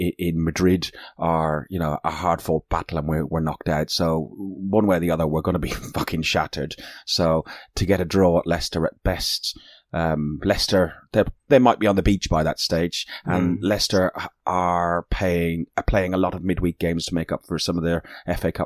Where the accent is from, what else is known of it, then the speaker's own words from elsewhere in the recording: Ireland; I'm Irish.